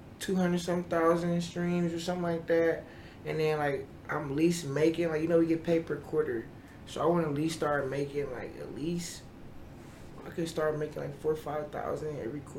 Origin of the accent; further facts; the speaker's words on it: Buffalo, New York, United States; Yeah, I'm from Buffalo.